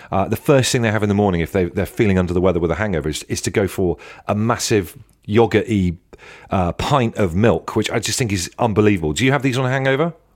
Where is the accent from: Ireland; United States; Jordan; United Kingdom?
United Kingdom; Devon, South West England; I grew up in Devon by the beach